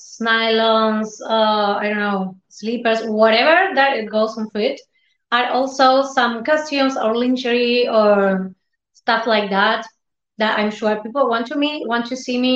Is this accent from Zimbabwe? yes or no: no; Argentina; I'm from Argentina